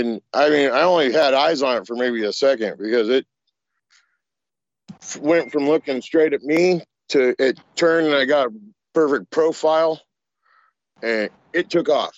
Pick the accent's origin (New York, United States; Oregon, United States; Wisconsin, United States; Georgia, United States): Oregon, United States; I'm from Oregon